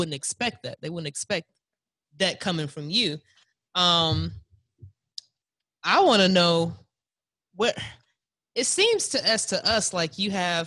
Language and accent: English; St. Louis, Missouri, United States; also born or lived in Chicago; St. Louis. I'm originally from St. Louis.